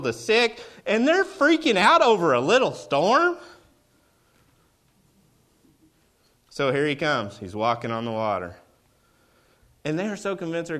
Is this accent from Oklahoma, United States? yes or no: yes; Oklahoma, United States; I'm from Oklahoma